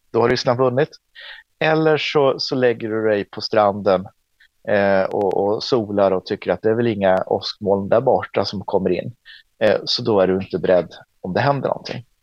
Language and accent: Swedish; Åland, Finland; Men som ålänning och som svensk och som finländare så måste